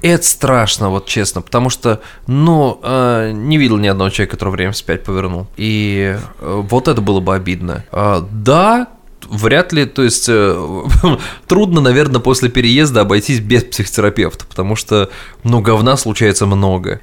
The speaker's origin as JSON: {"language": "Russian", "country": "Russia", "said": "я русский человек, ну, я имею в виду, я человек из России"}